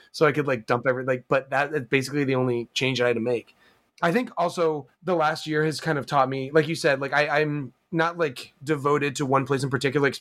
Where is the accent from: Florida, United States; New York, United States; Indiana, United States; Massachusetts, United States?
New York, United States; New York City; as a New Yorker